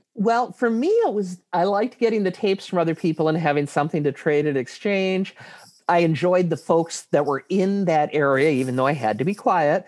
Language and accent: English; Ann Arbor, Michigan, United States; my hometown, Ann Arbor